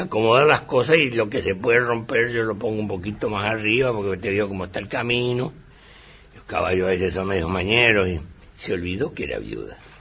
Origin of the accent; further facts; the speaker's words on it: Villa Ángela, Chaco, Argentina; en mi pueblo, en Villangel, que es tercera ciudad del Chaco